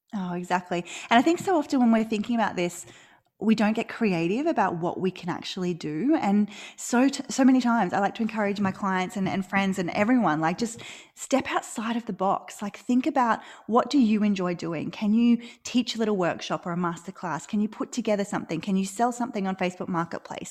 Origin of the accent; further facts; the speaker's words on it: Australia; accent: Australian; live in Australia, which you can probably tell from my accent